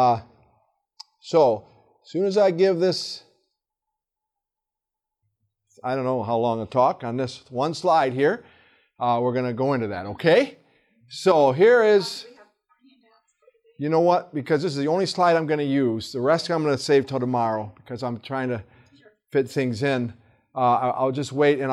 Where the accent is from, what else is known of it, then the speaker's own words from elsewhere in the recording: hometown on the Flint River, Michigan, United States; my hometown and take them to the Flint River